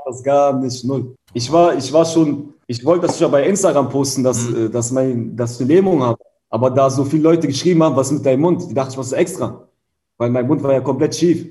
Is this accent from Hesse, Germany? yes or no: no; Hanover, Lower Saxony, Germany; moved away as an adult; now in Berlin, Germany; Hannover ist meine Heimatstadt